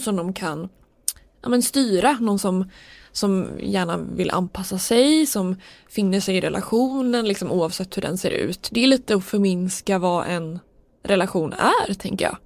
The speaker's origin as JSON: {"language": "Swedish", "country": "Sweden", "said": "som svensk tycker jag att det är så konstigt"}